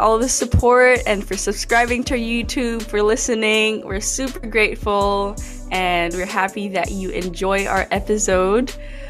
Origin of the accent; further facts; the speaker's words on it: Macau; now in United States; We're both born and raised in Macau, and right now we are immigrants in America.